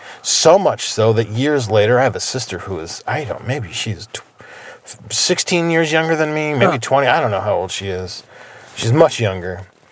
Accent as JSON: {"language": "English", "area": "outside Philadelphia", "region": "New Jersey", "country": "United States", "tie": "born or raised there", "moved": "yes", "said": "I grew up in New Jersey. Yeah. I grew up outside Philly."}